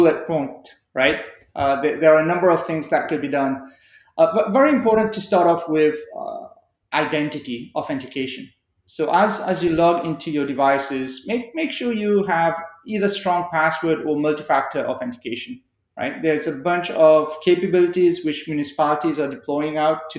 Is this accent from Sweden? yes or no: no; Canada; as Canadian citizens